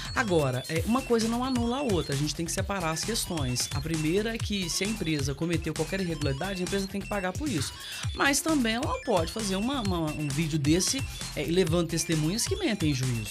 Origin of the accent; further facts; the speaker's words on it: Patrocínio, Minas Gerais, Brazil; a gente fomos criadas juntas ali no Marciano Brandão